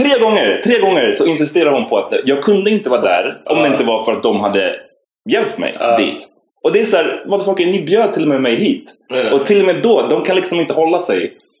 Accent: Stockholm, Stockholm County, Sweden; jag var från Farsta

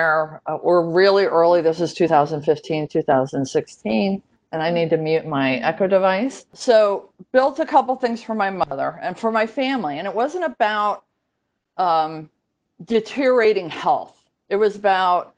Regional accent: Connecticut, United States; Growing up in Connecticut

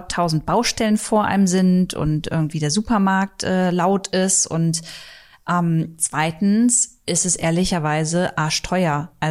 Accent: Braunschweig, Lower Saxony, Germany; weil also meine Heimat ist ja Braunschweig

